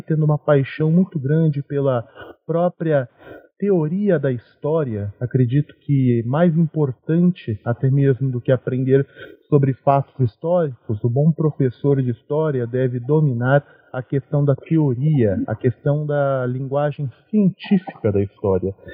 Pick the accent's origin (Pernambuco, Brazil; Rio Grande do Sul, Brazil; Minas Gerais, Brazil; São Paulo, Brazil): São Paulo, Brazil; Cravinhos; eu sou da cidade de Cravinhos, pertinho de Ribeirão Preto